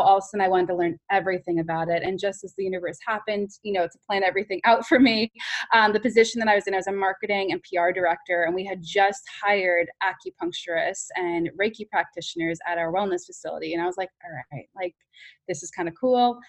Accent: New York City, New York, United States; as a New Yorker

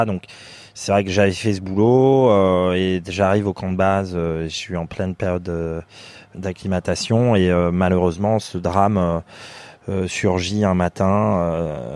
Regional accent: Limousin, Nouvelle-Aquitaine, France; moved away as an adult; now in Singapore; je viens du, de, de France, du Limousin. Je suis un fils d'agriculteur

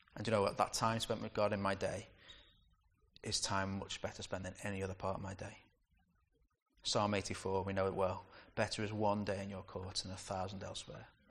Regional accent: United Kingdom; We're too British sometimes

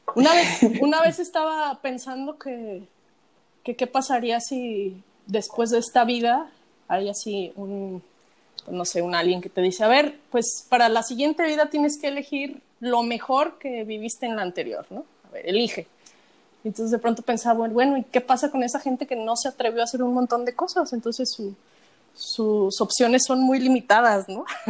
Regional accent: Mexico; siendo mexicana, habiendo visto los altares toda mi vida

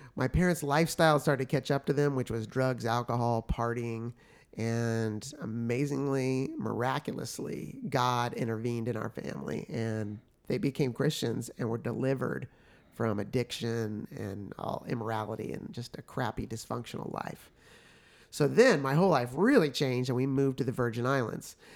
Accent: Oklahoma City, Oklahoma, United States; also born or lived in San Francisco, California; by the time I'm one, they move to Oklahoma City, Oklahoma, where actually both sides of my family are from originally, but my mom grew up in Oklahoma. So as I grew up there

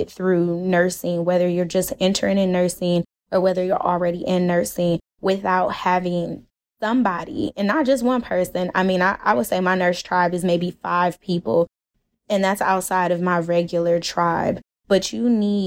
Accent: Cleveland, Ohio, United States; moved away as an adult; now in Texas, United States; I'm originally from Cleveland

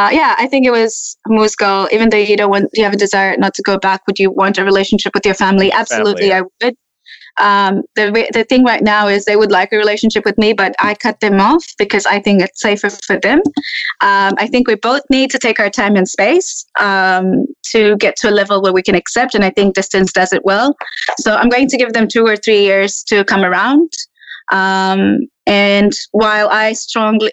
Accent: Tanzania; accent: hybrid; moved away as an adult; now in Australia; I grew up with racism in Tanzania as well.

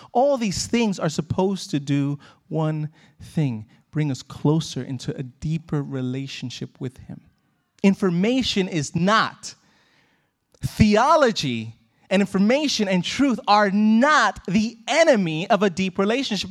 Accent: United States; growing up in America

